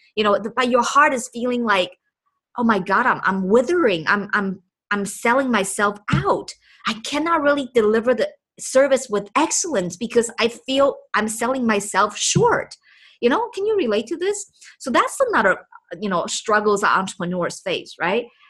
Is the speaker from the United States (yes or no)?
no; Taipei, Taiwan; first language Chinese; English is a second language; moved away; I was born and raised in Taipei, Taiwan